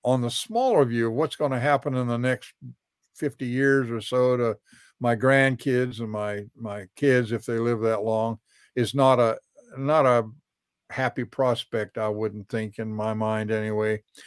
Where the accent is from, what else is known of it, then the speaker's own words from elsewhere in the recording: Alaska, United States; now in Florida, United States; I've been in Florida sixty years. I came here from Alaska where I was raised